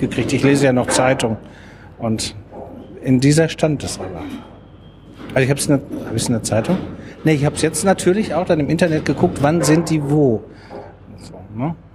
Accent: Dortmund, North Rhine-Westphalia, Germany; Wir kommen aus Dortmund

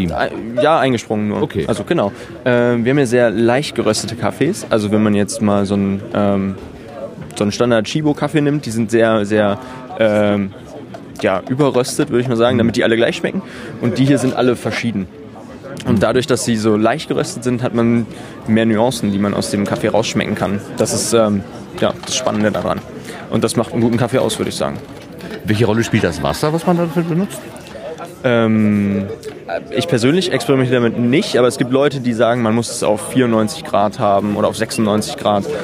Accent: Wesel, North Rhine-Westphalia, Germany; ich bin nicht aus Hamburg, ich komme vom Niederrhein, aus Wesel.

